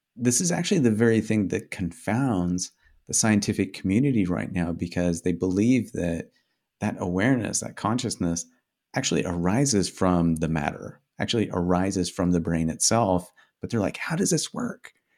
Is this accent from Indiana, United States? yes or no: yes; Indiana, United States; first language English; I grew up in Indiana